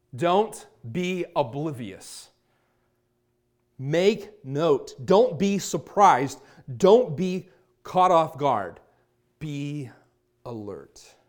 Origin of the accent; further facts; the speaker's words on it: Virginia Beach, Virginia, United States; now in Chandler, United States; I'm from Virginia Beach, Virginia